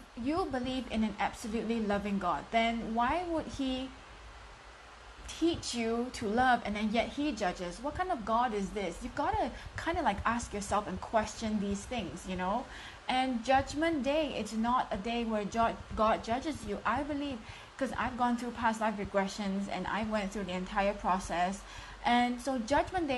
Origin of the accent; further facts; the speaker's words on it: Singapore; I am from Singapore, streaming in live from Singapore.